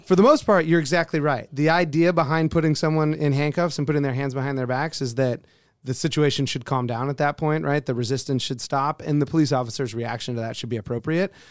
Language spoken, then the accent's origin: English; just outside of Oakland, California, United States; moved away as an adult; also born or lived in Colorado; now in Alaska, United States; Originally from just outside of Oakland, California. moved up here in 2004